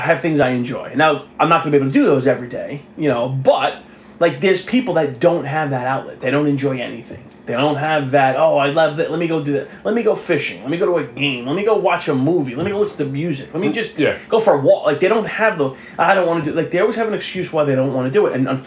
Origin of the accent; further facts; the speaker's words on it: New York City, New York, United States; growing up on the South Shore of Staten Island